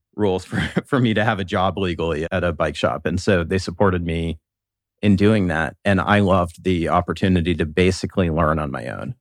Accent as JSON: {"language": "English", "town": "Columbus", "region": "Ohio", "country": "United States", "tie": "born or raised there", "said": "I was born and raised here in Columbus"}